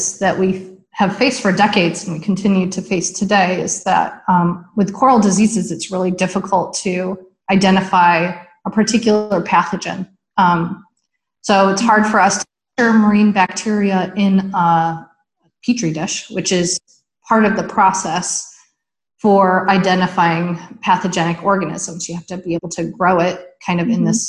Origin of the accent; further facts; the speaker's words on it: upstate New York, United States; moved away; our local aquarium in upstate New York. I grew up in the Big Lakes region